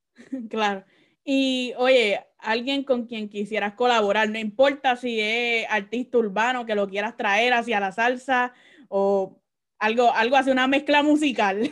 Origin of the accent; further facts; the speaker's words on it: Caguas, Puerto Rico; now in Orlando, United States; yo soy de Cagua.